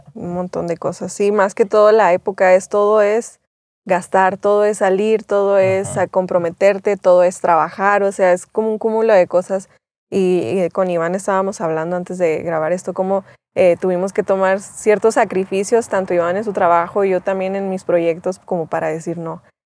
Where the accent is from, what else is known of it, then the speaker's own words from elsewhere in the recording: Chihuahua, Mexico; accent: norteña; now in El Salvador; sí soy mexicana